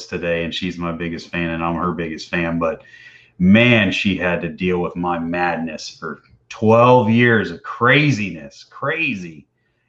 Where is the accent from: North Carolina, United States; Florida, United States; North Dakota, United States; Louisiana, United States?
Florida, United States; Tampa; growing up in Tampa here, I used to go out on the water a lot